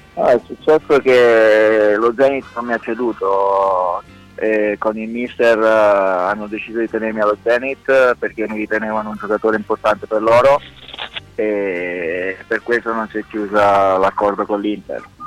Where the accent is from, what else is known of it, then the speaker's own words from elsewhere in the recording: Italy; moved away; l'Italia è il mio paese